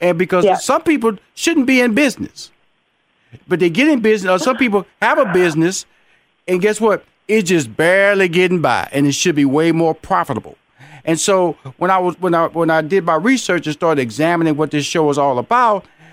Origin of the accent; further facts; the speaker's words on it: Houston, Texas, United States; I come from Fifth Ward, Texas, so we're gonna compare tough.